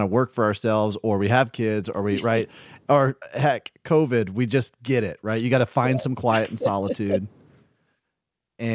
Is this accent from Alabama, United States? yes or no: yes; Birmingham, Alabama, United States; I grew up in Birmingham, Alabama